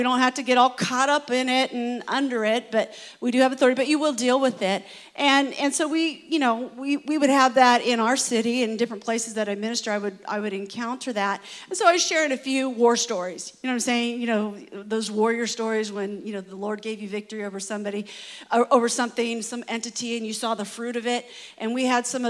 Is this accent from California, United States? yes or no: yes; California, United States; I am from, you know, sunny California.